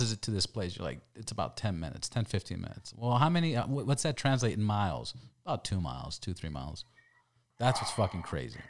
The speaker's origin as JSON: {"language": "English", "region": "California", "country": "United States", "said": "we're from California"}